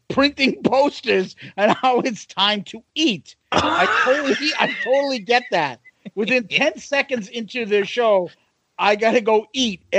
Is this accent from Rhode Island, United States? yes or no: no; New York, United States; Yeah, I'm from New York too.